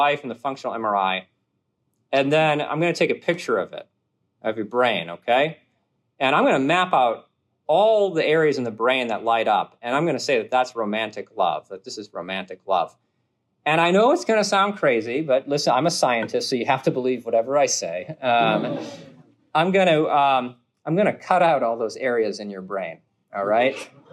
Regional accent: New England, United States; moved away; I'm from New England

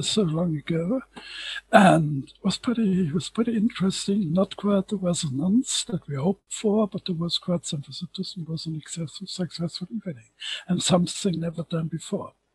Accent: Germany; as a German

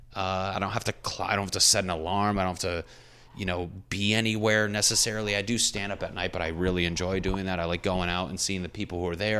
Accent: New England, United States; I'm from New England.

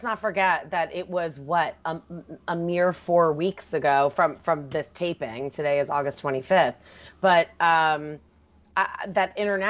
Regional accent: Jersey Shore, New Jersey, United States; also born or lived in Pittsburgh; I am from the Jersey Shore, but I still have my Pittsburgh phone number.

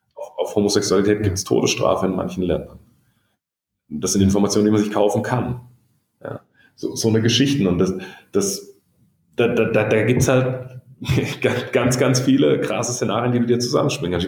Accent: Baden-Württemberg, Germany; accent: Badisch; Ich bin aus dem Süden

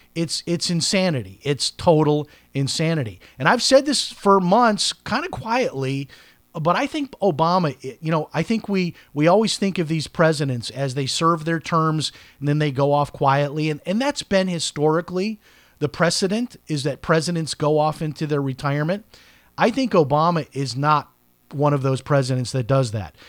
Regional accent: Chicago, Illinois, United States; I'm from Chicago

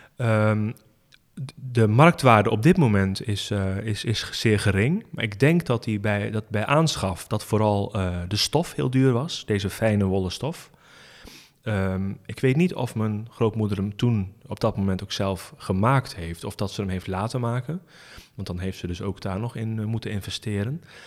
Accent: Rouveen, Overijssel, Netherlands; ik ben opgegroeid in Rauveen, bij Staphorst.

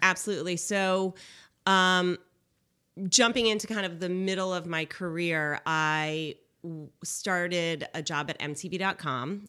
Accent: Cheshire, Connecticut, United States; I grew up in Cheshire, and my parents, uh, brought me up in a lifestyle where it was sustainable.

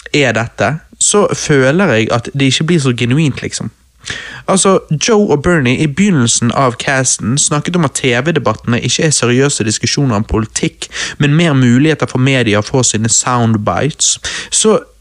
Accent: Bergen, Vestland, Norway; Vi er jo bergensere

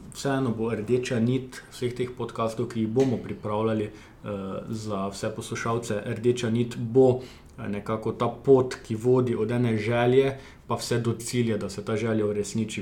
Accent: Žahenberg, Kozjansko, Slovenia; jaz prihajam iz Žahenberga, še manjši zaselek uh, na obrobju Kozijanskega

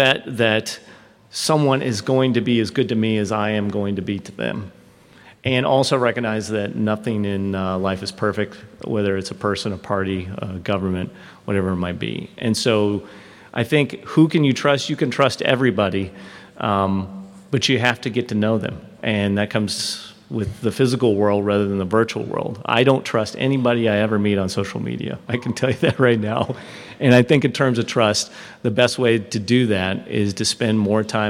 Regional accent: Midwest, United States; moved away as an adult; I was born in the Midwest and was immediately swept off to the military.

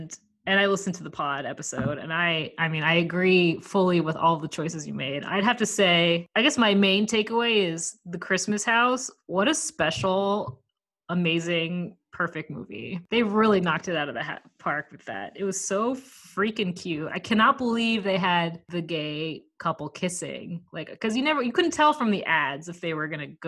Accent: Maine, United States; moved away as an adult; now in Los Angeles, United States; I live in Los Angeles, but I'm from Maine and all my family is in Maine. So I drove from Los Angeles back to Maine. I'm in Portland, Maine right now in an Airbnb

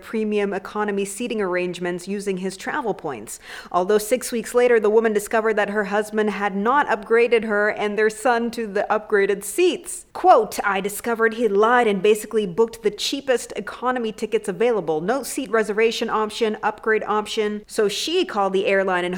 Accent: Mombasa, Mombasa County, Kenya; It's Mombasa. It's my hometown.

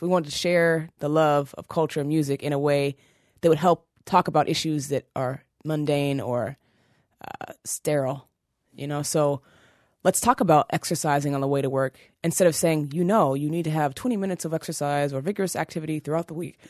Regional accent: Seattle, Washington, United States; moved away as an adult; also born or lived in New York City; now in Brooklyn, United States; I was raised in Seattle, Washington, which is pretty white

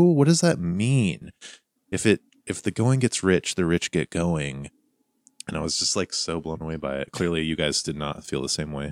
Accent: Montana, United States; my youth growing up in Montana

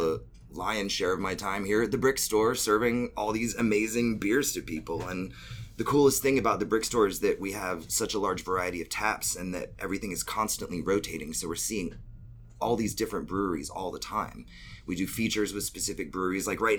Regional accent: Pensacola, Florida, United States; moved away as an adult; now in Atlanta, United States; I was born in Pensacola. I moved to Atlanta in 1999. I was 18. I'm turning 39 in 5 weeks.

